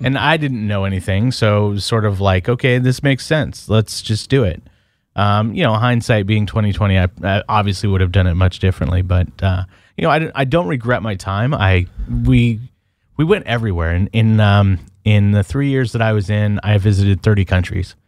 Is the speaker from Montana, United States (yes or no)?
no; Portland, Oregon, United States; I'm from Portland, Oregon